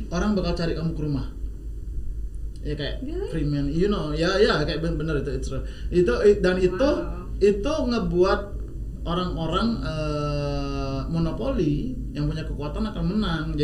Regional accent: Bali, Indonesia; Canggu diangkat terus kita orang Bali sebenarnya kita tuh berpikir um, kalau ini diangkat terus lama-lama investor datang

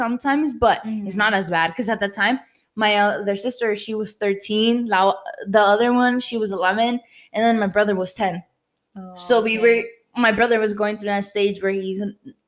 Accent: Zapopan, Jalisco, Mexico; moved away; from Zapopan. Because we all grew up over there.

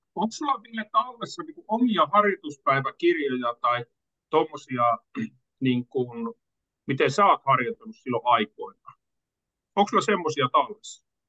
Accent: Kuopio, North Savo, Finland; pikkupoikana oli siellä, niin Kuopiossa

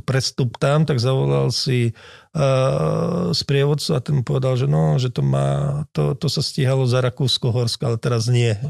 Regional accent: Gemer, Slovakia; ja som Gemerčan

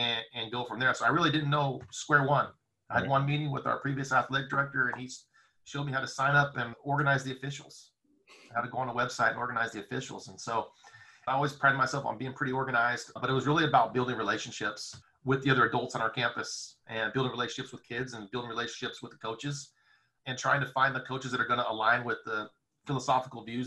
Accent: Seaside, California, United States; I grew up in the Monterey Seaside area

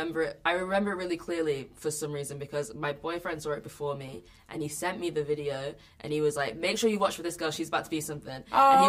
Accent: Manchester, North West England, United Kingdom; I'm from Manchester

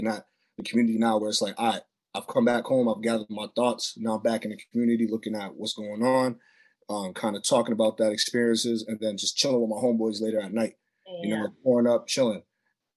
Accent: Boston, Massachusetts, United States; I'm from Boston, but you know, Mattapan is where I'm from

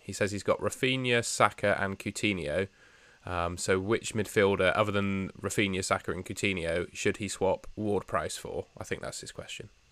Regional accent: Somerset, South West England, United Kingdom; moved away; the local pub of my hometown

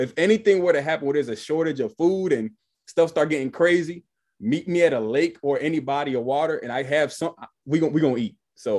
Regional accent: Miami, Florida, United States; now in Atlanta, United States; I'm originally from Miami, 305 Dade County. Still got my 305 number and everything. But I've been in Georgia now for 13 years.

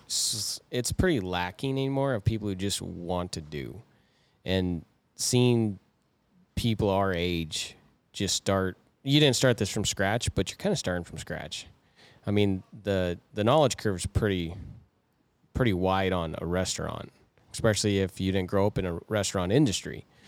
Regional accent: Moorcroft, Wyoming, United States; we grew up in Moorcroft, which we had all the tourists and crap through it

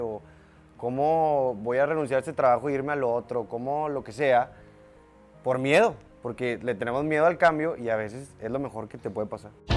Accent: Lindavista, Nuevo León, Mexico; En la Lindavista. De los 0 a los 18 años de mi vida en la Linda Vista.

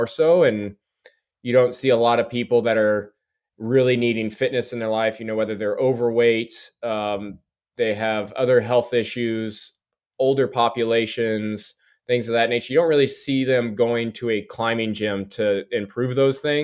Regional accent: Branson, Missouri, United States; my hometown

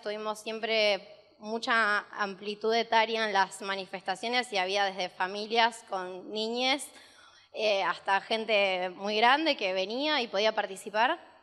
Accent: Rosario, Santa Fe, Argentina; éramos de Rosario

